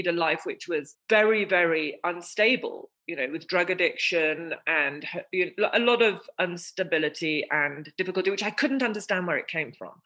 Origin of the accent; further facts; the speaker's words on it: England, United Kingdom; I was born in England, I was the fruit of my mother's dream, an English rose